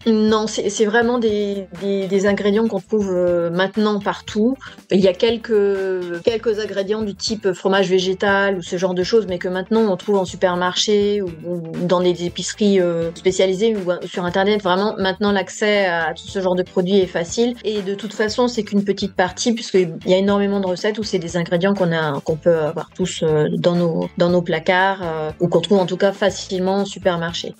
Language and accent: French; France; je suis née en France